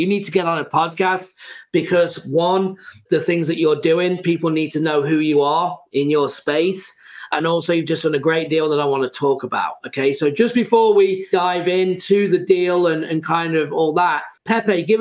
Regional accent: England, United Kingdom; I'm from England

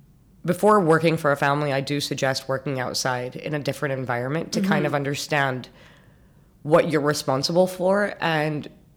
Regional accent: Abu Dhabi, United Arab Emirates; also born or lived in Montreal, Canada; now in Dubai, United Arab Emirates; I'm born and raised in Abu Dhabi. I'm 34. I always wonder, 33 or 34. Yeah, no, I'm 34. I'm born in 87. So I was born to parents that met and got married in Abu Dhabi.

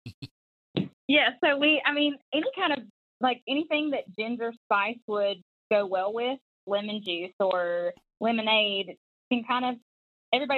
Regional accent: North Carolina, United States; also born or lived in Charleston; I grew up in North Carolina

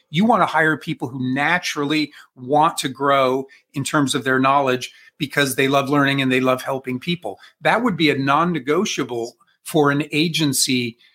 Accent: Columbus, Ohio, United States; I am from Columbus, Ohio.

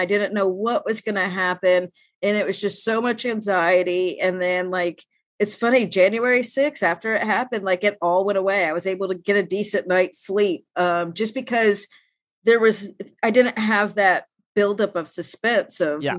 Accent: Knoxville, Tennessee, United States; Yeah, I should say I'm from Knoxville, so like it being Tennessee, that I picked up on that because that's my state.

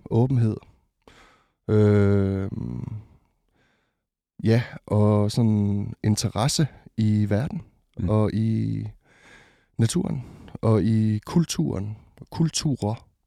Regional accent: Botswana; also born or lived in Ringkøbing, Denmark; now in Denmark; Jeg er født i Ringkøbing, ja. Øh, og, øh, men da jeg var to, så, øh, så tog mine forældre og øh, mig og mine fire søskende øh, til Botswana i det sydlige Afrika.

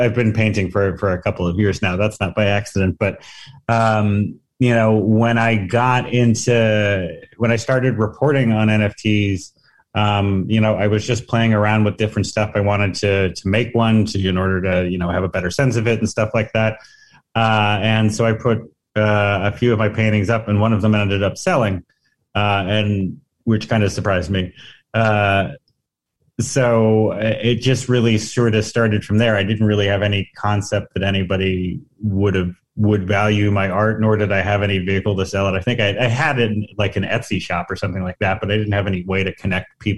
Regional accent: New Jersey, United States; I'm a journalist from New Jersey

